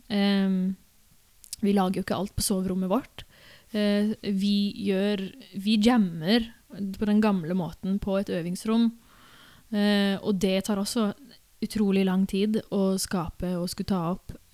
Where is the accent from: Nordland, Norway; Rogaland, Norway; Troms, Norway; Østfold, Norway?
Rogaland, Norway; Sola; Min bakgrunn, oppvekst i Sola kommune, der jeg vokste opp, eh, var jo mye musikaler og sånne ting.